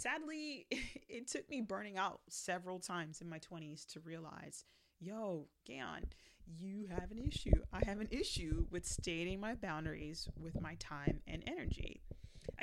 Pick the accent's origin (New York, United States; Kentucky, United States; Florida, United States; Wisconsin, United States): Florida, United States; South; I was raised in South Florida going to American schools